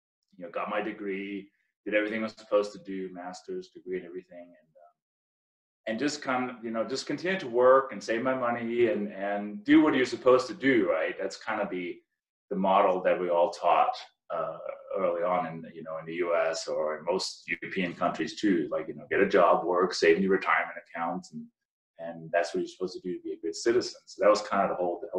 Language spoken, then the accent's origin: English; Denmark; moved away as an adult; also born or lived in Maryland, United States; now in United States; I came from Denmark